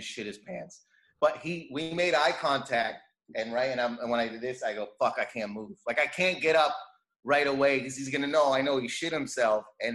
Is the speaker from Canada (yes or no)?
yes; Windsor, Ontario, Canada; I was born in Canada. My parents were born in Lebanon, but all my siblings were born in Windsor, Canada, and I'm Lebanese Christian